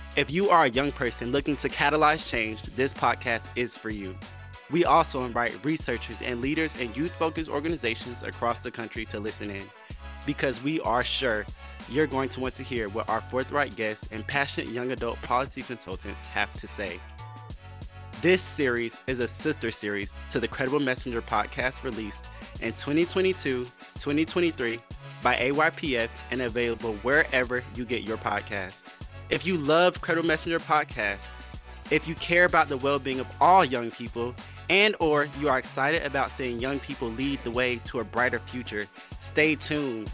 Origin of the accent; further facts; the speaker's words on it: Fayetteville, North Carolina, United States; I'm from Fayetteville, North Carolina